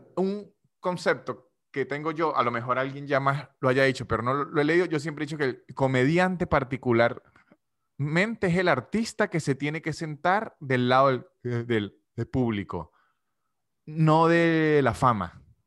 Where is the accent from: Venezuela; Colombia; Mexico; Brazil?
Venezuela; San Cristóbal, Táchira; now in Argentina; yo que soy de San de Cristóbal